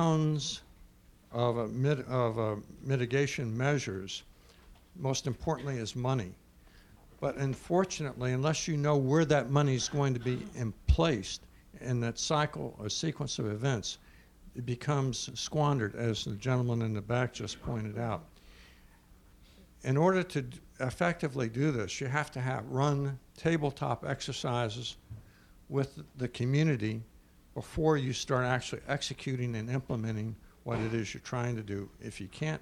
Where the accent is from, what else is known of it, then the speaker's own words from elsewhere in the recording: New Orleans, Louisiana, United States; I come from New Orleans